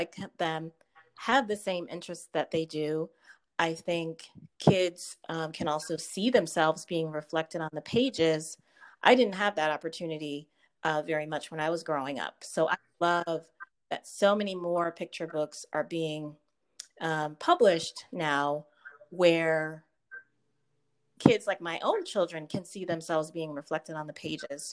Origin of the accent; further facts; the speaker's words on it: Connecticut, United States; I was born and raised in Connecticut